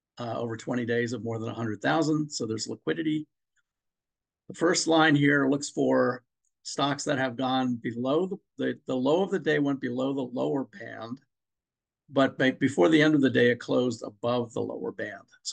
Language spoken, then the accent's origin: English; Maryland, United States; I'm from Maryland